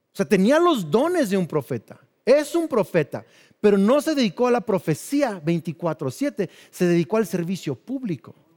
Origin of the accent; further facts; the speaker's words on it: Mexico; crecimos en México